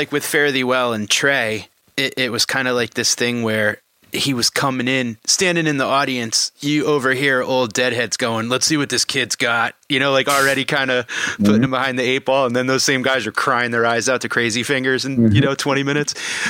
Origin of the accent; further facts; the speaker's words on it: Connecticut, United States; I grew up in Connecticut.